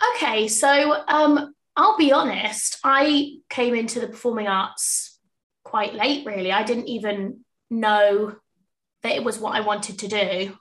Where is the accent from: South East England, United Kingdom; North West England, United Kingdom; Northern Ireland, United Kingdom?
South East England, United Kingdom; Portsmouth; also born or lived in South Wimbledon; now in London, United Kingdom; I'm from Portsmouth originally, so the sunny south coast, and I currently live in South Wimbledon.